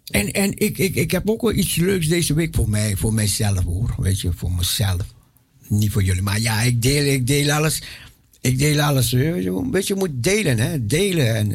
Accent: Aruba; moved away; also born or lived in Suriname; Ik ben geboren en getogen op Aruba.

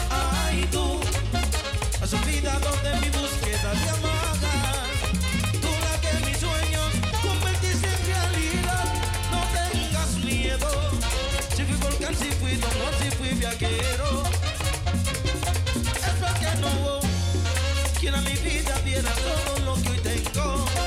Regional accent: Villa Mella, Distrito Nacional, Dominican Republic; porque yo soy de Villa.

